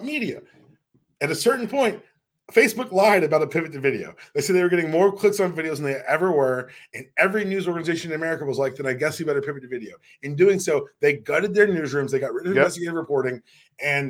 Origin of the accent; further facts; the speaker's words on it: Houston, Texas, United States; I was born in Houston